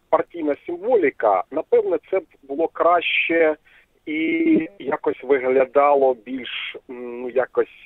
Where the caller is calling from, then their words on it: Kharkiv, Kharkiv Oblast, Ukraine; Е, добрий вечір, Сергій Іванович. Е, ваш постійний глядач … місто Харків.